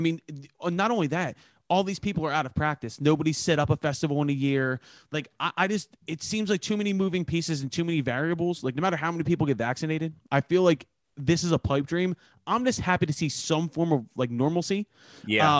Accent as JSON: {"language": "English", "town": "Philadelphia", "region": "Pennsylvania", "country": "United States", "said": "I'm from Philadelphia"}